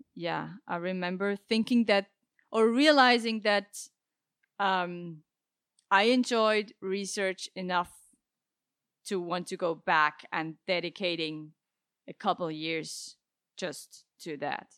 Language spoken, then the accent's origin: English; Basel, Basel-Stadt, Switzerland; moved away as an adult; also born or lived in Zurich; I come from Switzerland, yeah. I was born and raised, uh, in Basel